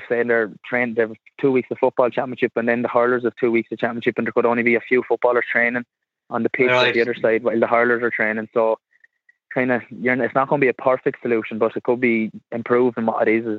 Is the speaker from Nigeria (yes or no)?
no; Curracloe, Leinster, Ireland; I'm from Carrickloe myself